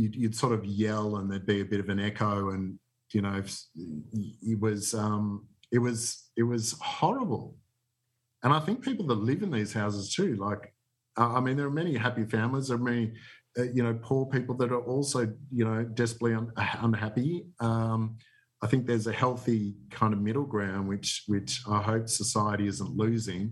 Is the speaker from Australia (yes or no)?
yes; Melbourne, Victoria, Australia; also born or lived in Hawthorn; I grew up in Borwon, North Borwon, pretty sort of middle-class upbringing